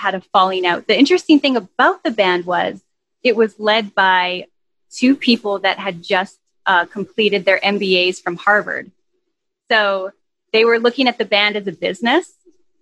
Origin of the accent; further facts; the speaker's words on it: Saskatchewan, Canada; moved away as an adult; also born or lived in Vancouver / Los Angeles; I was born and raised here in Saskatchewan, where I am now back.